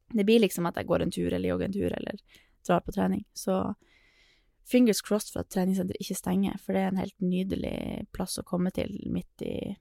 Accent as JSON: {"language": "Norwegian", "region": "Northern Norway", "country": "Norway", "accent": "Northern Norwegian", "said": "jeg er nordlending"}